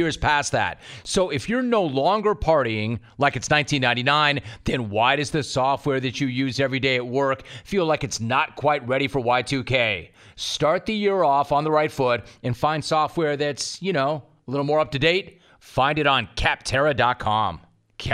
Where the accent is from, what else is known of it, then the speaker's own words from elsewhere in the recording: Los Angeles, California, United States; also born or lived in San Diego; I was born in Los Angeles, and I worked in San Diego, and I live between the two cities right now